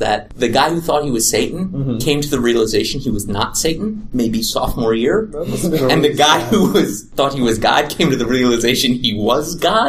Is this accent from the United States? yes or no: yes; New York City, New York, United States; moved away; also born or lived in Boston; I grew up in New York City.